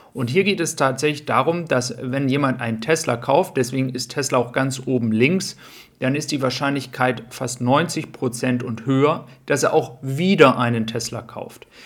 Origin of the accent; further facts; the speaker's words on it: Germany; wir als Deutsche